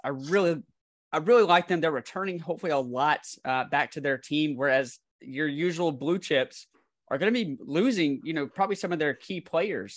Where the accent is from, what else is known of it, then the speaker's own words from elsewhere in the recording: the South, United States; now in Midwest, United States; as a Southerner in the Midwest